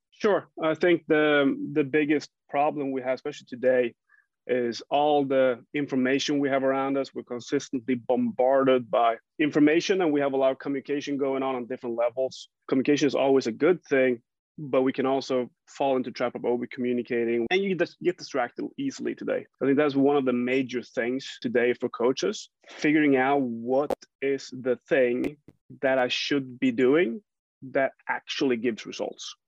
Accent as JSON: {"language": "English", "region": "Jämtland", "country": "Sweden", "tie": "born or raised there", "said": "I grew up in Sweden"}